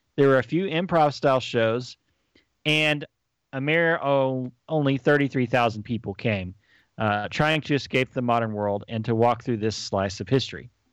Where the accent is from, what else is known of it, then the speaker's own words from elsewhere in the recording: near College Station, Texas, United States; also born or lived in Dallas; growing up near College Station